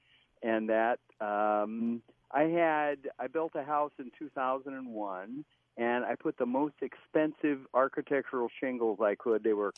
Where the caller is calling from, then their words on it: Spring Lake Park, Minnesota, United States; I'm in Spring Lake Park.